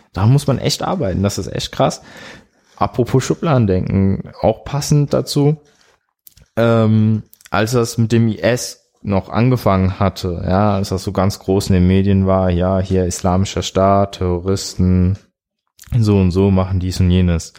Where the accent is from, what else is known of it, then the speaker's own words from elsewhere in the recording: Bad Kreuznach, Rhineland-Palatinate, Germany; aus Bad Kreuznach. Ist so bei Mainz.